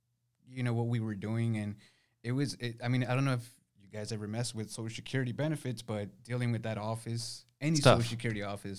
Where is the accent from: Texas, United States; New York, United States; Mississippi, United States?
Texas, United States; San Antonio; also born or lived in Nuevo Laredo / Houston; No, I was born in Nuevo Laredo, Mexico. We moved over to Houston before I could even walk, and then slightly after we moved here to San Antonio. So, I mean, my whole life has been here.